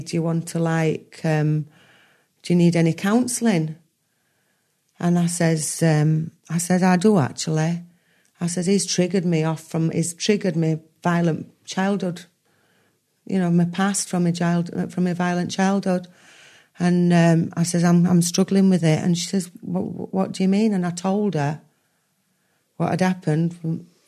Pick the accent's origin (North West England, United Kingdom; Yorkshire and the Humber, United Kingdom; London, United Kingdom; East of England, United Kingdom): Yorkshire and the Humber, United Kingdom; I'm a Yorkshire lass.